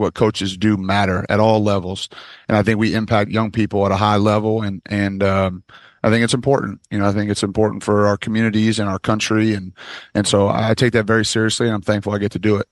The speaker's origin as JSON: {"language": "English", "region": "Michigan", "country": "United States", "said": "I'm from Michigan"}